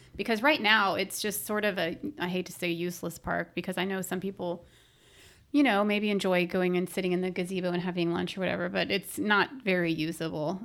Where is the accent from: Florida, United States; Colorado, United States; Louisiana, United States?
Florida, United States; Orlando; I grew up in Orlando